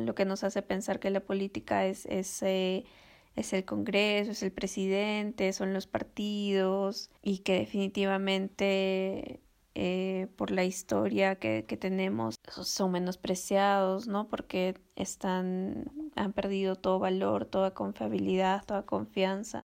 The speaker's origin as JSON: {"language": "Spanish", "region": "Cusco", "country": "Peru", "tie": "born or raised there", "also_born_or_lived": "Lima", "moved": "yes", "said": "yo nací en Cusco"}